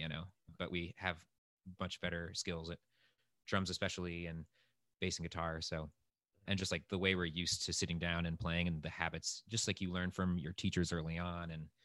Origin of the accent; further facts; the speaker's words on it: Rhode Island, United States; we're both from Rhode Island and went to high school together